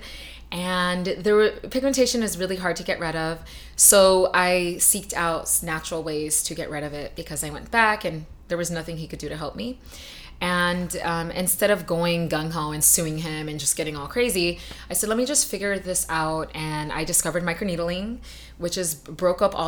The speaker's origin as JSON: {"language": "English", "town": "Los Angeles", "region": "California", "country": "United States", "moved": "yes", "lives_now": "Hawaii, United States", "said": "I'm from LA originally, so we are like the capital of aesthetics"}